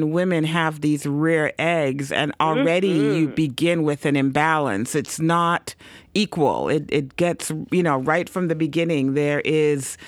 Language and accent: English; Toronto, Ontario, Canada; moved away as an adult; also born or lived in Caribbean; now in United States; I'm a Canadian citizen as well. I grew up in Toronto